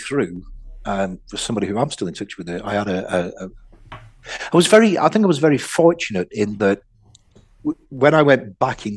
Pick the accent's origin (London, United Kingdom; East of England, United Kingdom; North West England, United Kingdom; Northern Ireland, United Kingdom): North West England, United Kingdom; Oldham; also born or lived in Audenshaw; I grew up in Oldham. And then we moved to a place called Audenshaw